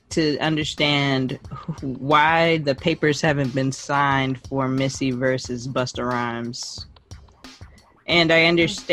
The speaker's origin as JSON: {"language": "English", "country": "Jamaica", "said": "I'm Jamaican."}